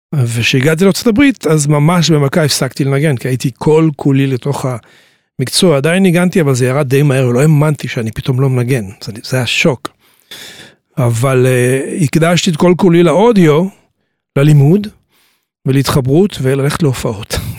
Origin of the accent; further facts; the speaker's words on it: Tiberias, Northern District, Israel; also born or lived in New York, United States; אני נולדתי בטבריה.